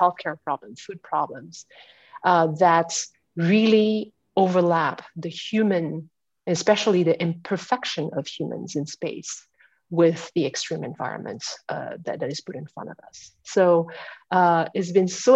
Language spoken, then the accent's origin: English; France; moved away as an adult; also born or lived in Houston, United States; now in United States; I was born and raised in France